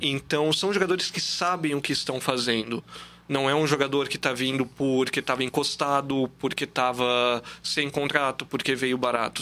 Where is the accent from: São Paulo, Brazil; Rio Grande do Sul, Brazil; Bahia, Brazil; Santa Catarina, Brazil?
Santa Catarina, Brazil; Blumenau; now in Brusque, Brazil; Eu não, não sou de Brusque, eu sou blumenauense, então eu sempre cresci com o metropolitano